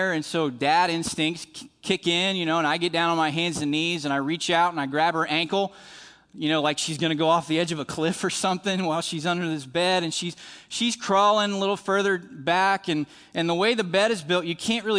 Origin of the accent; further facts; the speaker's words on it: West Virginia, United States; moved away as an adult; also born or lived in South Florida; as a kid growing up in West Virginia